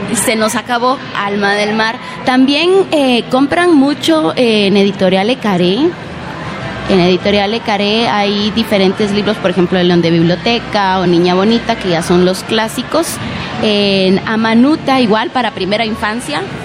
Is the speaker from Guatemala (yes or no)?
yes; Guatemala; yo soy de Guatemala